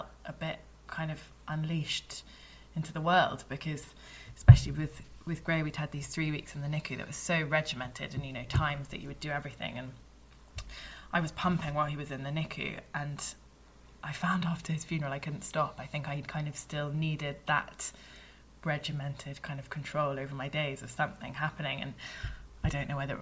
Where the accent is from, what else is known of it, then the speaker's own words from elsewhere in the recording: United Kingdom; being British